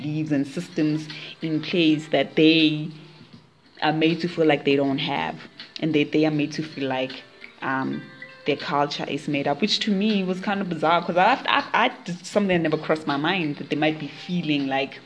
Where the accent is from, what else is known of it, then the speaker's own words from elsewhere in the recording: South Africa; We are in South Africa, so we're two South African girls.